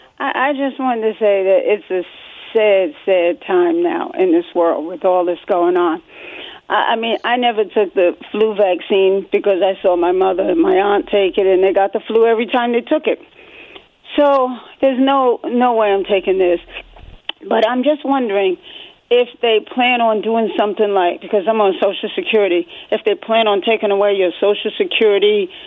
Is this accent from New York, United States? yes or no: yes; New York, United States; moved away as an adult; now in Rockwall, United States; I'm in Rockwall, Texas. I'm originally from New York. I'm so glad my boss asked me to come down here to work a couple of years back.